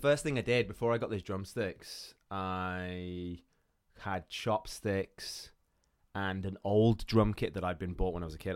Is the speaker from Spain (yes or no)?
no; Iran; moved away; I grew up in Iran